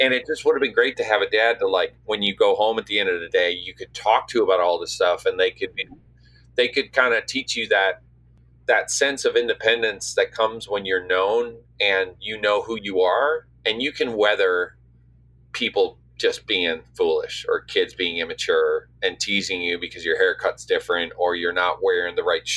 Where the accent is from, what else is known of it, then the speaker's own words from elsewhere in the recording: St. John's, Newfoundland and Labrador, Canada; now in Nashville, United States; I grew up in St. John's